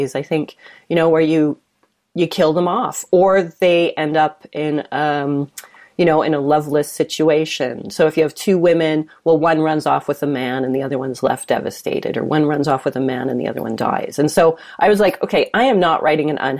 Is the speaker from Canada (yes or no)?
yes; Calgary, Alberta, Canada; growing up in Calgary in the, you know, up until the 90s, early 2000s, it was like it's a predominantly white place